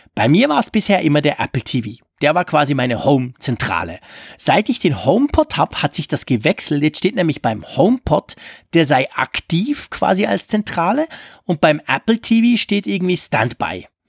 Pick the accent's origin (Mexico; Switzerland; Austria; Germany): Switzerland; als Schweizer